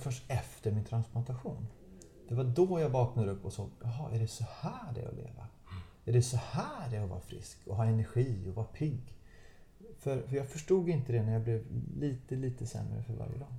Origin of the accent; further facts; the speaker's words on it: Gothenburg, Västra Götaland, Sweden; Göteborg av alla städer, där jag, där jag kommer ifrån